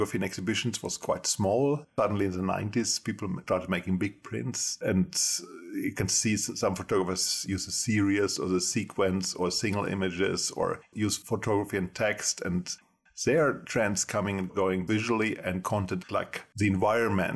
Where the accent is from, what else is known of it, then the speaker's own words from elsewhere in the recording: Germany; moved away as an adult; now in Gothenburg, Sweden; I was born in Germany a long time ago and I studied photography in Germany first. Then I came to Sweden as an exchange student, 25 years ago.